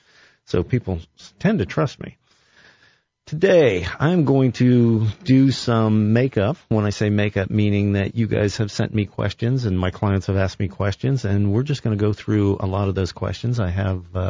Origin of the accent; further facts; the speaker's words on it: Columbus, Ohio, United States; I grew up on the West Side.